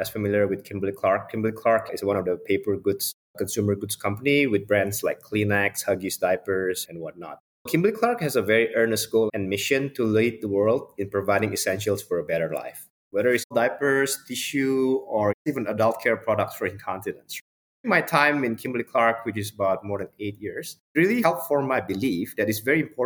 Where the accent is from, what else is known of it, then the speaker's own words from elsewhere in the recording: Indonesia; moved away as an adult; I grew up in Indonesia